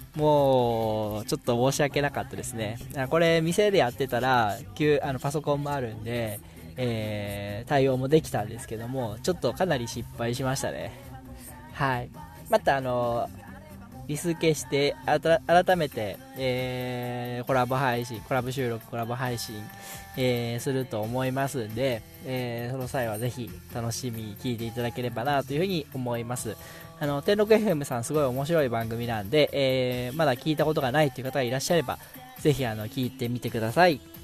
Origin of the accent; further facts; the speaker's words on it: Okayama, Japan; accent: Okayama dialect; 岡山弁は標準語だと思ってる